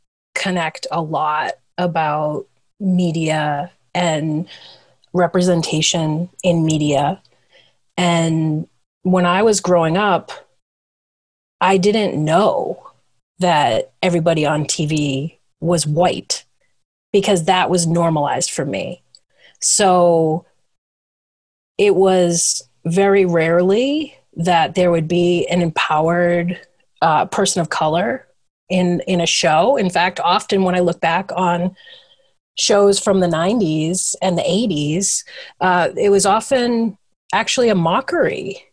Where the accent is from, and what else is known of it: Ipswich, Massachusetts, United States; born or raised there